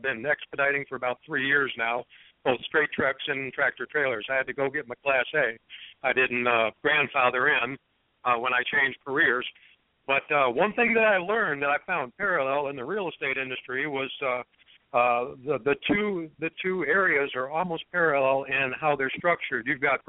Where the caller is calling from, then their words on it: Detroit, Michigan, United States; I'm calling from the Detroit metro area here in Michigan.